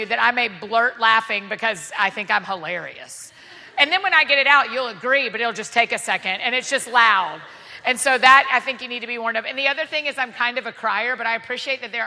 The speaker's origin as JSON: {"language": "English", "town": "Atlanta", "region": "Georgia", "country": "United States", "tie": "born or raised there", "also_born_or_lived": "Edinburgh", "moved": "yes", "lives_now": "Nashville, United States", "said": "I grew up in Atlanta, but I was living in Nashville"}